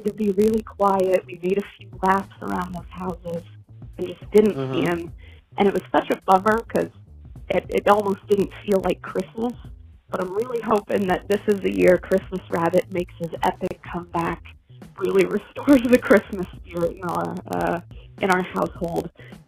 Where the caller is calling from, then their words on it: Garland, Texas, United States; I'm calling from Garland, Texas.